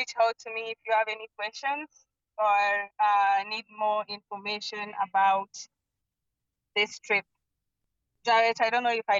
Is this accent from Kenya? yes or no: yes; Kenya; also born or lived in United States; now in Kisumu, Kenya; as a Kenyan, my first time in the US